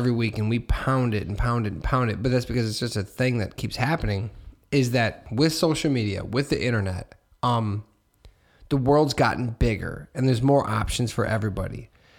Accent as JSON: {"language": "English", "town": "Hammond", "region": "Indiana", "country": "United States", "said": "I'm from Hammond. So, like, the world used to be smaller."}